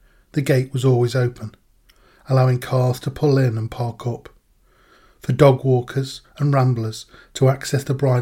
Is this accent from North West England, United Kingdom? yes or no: yes; Manchester, North West England, United Kingdom; Growing up in Manchester